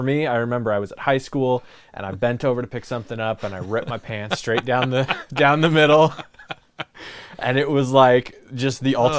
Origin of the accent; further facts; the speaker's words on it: Tigard, Oregon, United States; I'm coming straight from Tigard, Oregon.